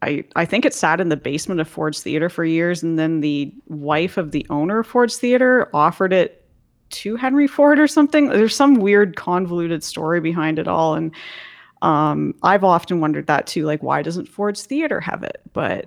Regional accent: Goderich, Ontario, Canada; My hometown of Goderich is directly across the lake from Michigan

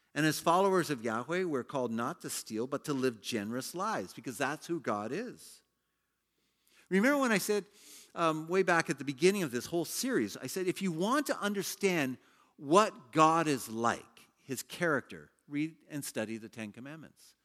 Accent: Canada; moved away as an adult; also born or lived in China; I was a Canadian working in China for a Hong Kong company

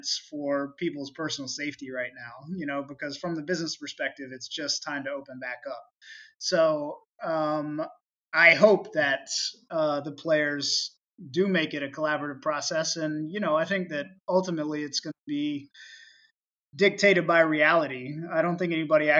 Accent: St. Augustine, Florida, United States; moved away; I grew up in North Florida, very much a red state

